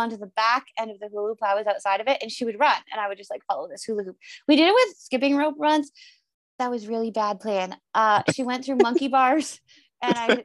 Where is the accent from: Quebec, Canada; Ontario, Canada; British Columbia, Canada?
Ontario, Canada; Northern; I grew up in Northern Ontario, which is a province of Canada